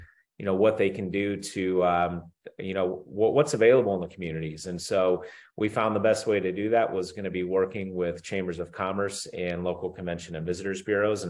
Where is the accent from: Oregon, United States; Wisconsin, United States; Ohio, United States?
Ohio, United States; Northeast; I grew up in Northeast Ohio